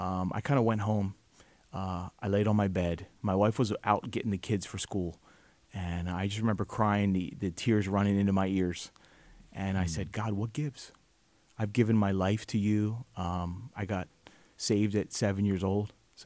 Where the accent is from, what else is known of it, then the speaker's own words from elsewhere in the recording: New Jersey, United States; also born or lived in Florida / Brooklyn, New York; Well, I grew up in this area. I grew up in South Jersey.